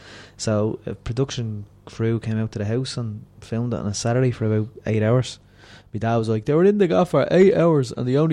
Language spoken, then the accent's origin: English; Dublin, Leinster, Ireland; we're from the Southside.